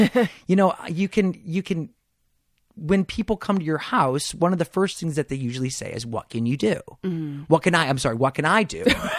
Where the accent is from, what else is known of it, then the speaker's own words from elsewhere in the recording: Detroit, Michigan, United States; You know, I grew up in Detroit, Michigan, where I was definitely a different kid. I was bullied, and I come from a sports family.